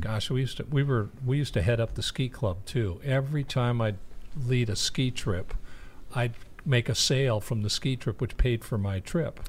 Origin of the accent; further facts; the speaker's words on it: New England, United States; now in Ormond Beach, United States; we grew up in New England